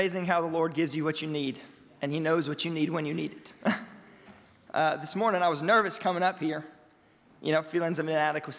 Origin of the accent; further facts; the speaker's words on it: Louisiana, United States; I grew up in Louisiana all of my 25 years of life